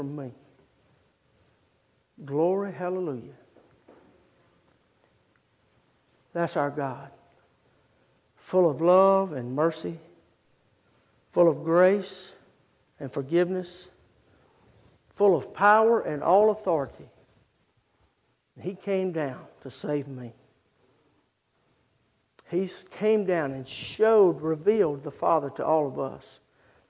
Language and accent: English; Start, Louisiana, United States; And I grew up in Start, Louisiana.